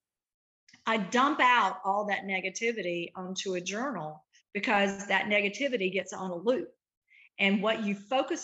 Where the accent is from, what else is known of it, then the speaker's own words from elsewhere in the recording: Eupora, Mississippi, United States; now in Nashville, United States; I am a girl from Route 3, Box 89, Eupora, Mississippi, grew up very poor